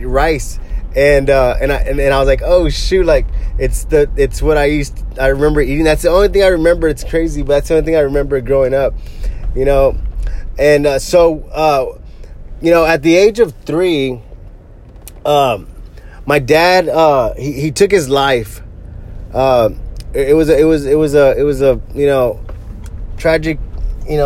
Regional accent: Corpus Christi, Texas, United States; also born or lived in Bay City, Texas; I grew up here in Corpus Christi, Texas. We moved here I was like 3 years old, and we used to live in Bay City, Texas

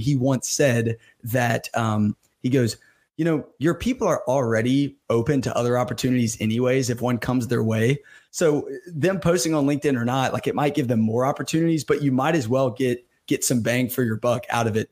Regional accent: Birmingham, Alabama, United States; me growing up in Alabama, Birmingham, Alabama

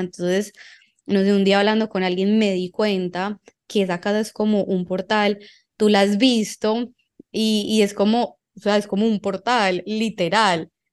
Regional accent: Envigado, Antioquia, Colombia; yo crecí en Envigado

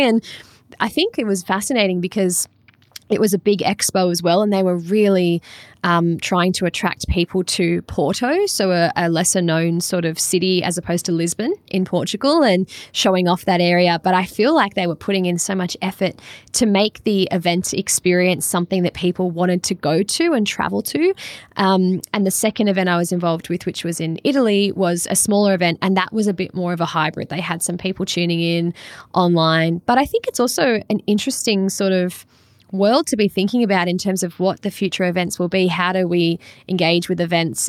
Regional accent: Australia; I'm from Australia

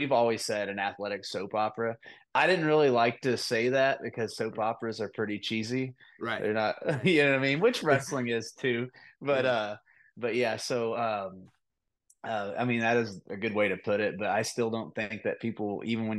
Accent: Shelbyville, Indiana, United States; I'm from Shelbyville, Indiana, so like 40 minutes east

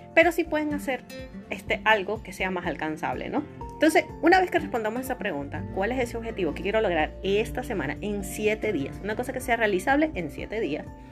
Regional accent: Venezuela; aquí en mi país, en Venezuela

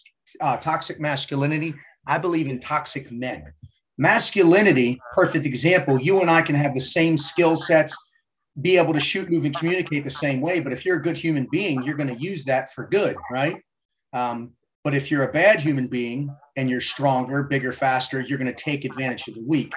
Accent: Baltimore, Maryland, United States; Baltimore native, born and raised in Baltimore, Maryland, 50 years young

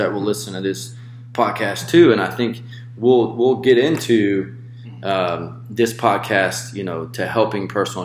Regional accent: Tupelo, Mississippi, United States; moved away as an adult; also born or lived in Hawaii; I was born and raised in Tupelo, Mississippi, the home of Elvis Presley.

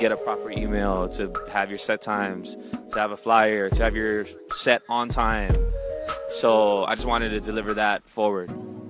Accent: Big Island, Hawaii, United States; moved away as an adult; now in Pomona, United States; I'm from the Big Island and born and raised in Hawaii. We don't have no music stores

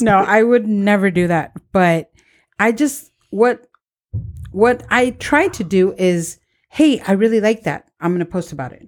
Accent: San Diego, California, United States; Born and raised in Barrio

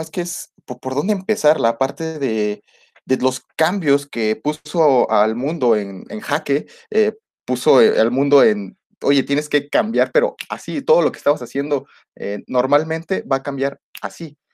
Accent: Mexico; nosotros como mexicanos

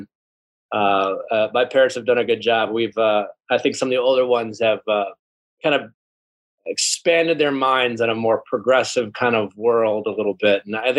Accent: Milwaukee, Wisconsin, United States; Yeah, I'm from Milwaukee, Wisconsin, Midwest. And I'm one of 11 kids.

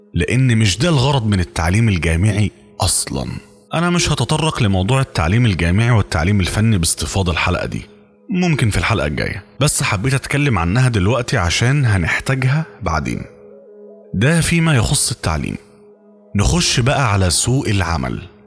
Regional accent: Egypt; وإحنا عندنا في مصر

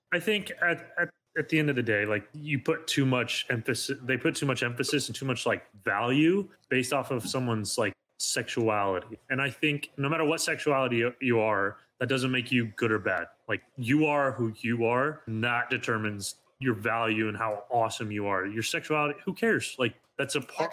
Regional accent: Arizona, United States; the Arizona Diamondbacks, my home state

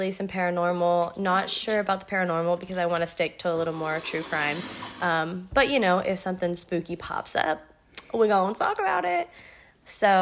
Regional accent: Oklahoma, United States; We're from Oklahoma

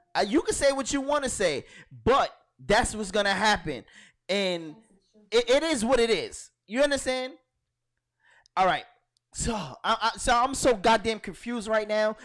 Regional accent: Brooklyn, New York, United States; I'm from Brooklyn

